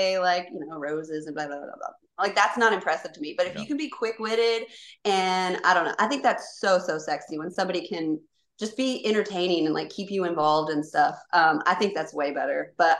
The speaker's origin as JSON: {"language": "English", "region": "Kentucky", "country": "United States", "tie": "born or raised there", "said": "I grew up in Kentucky for like most of my childhood. And so like I've been around, I've lived in like 13 states."}